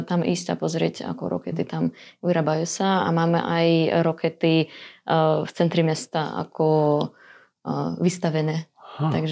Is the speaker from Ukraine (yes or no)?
yes; Dnipro, Dnipropetrovsk Oblast, Ukraine; Slovak is a second language; moved away as an adult; now in Slovakia; A som z Dnipropetrovska. To je veľké mesto niekde v strede Ukrajiny.